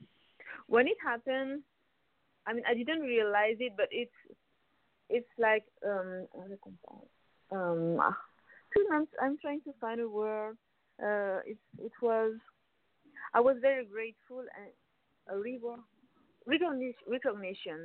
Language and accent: English; Paris, Île-de-France, France; I'm from Paris, so I grew up in France.